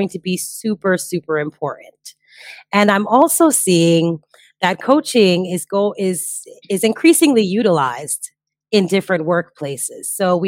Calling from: Bali, Indonesia; Well, I am joining you from Bali, Indonesia, where it is currently 4 a.m., so not quite sunlight yet.

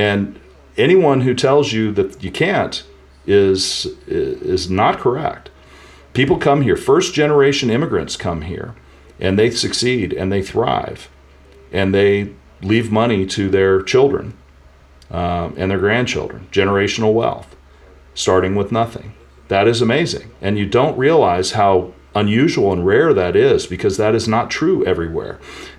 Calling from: St. Louis, Missouri, United States; I think it's an undisclosed location near St. Louis.

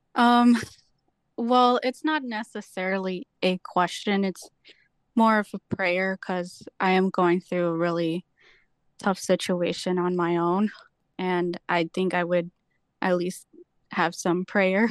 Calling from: Beach Park, Illinois, United States; I'm calling from Beach Park, Illinois

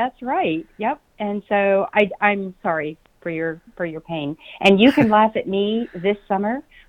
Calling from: Phoenix, Arizona, United States; I am sitting in sunny Phoenix.

